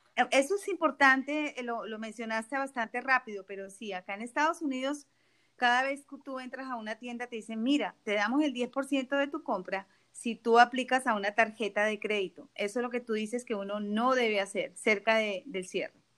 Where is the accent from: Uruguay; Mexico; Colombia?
Colombia; now in South Florida, United States; yo soy colombiana y mi familia vive en la frontera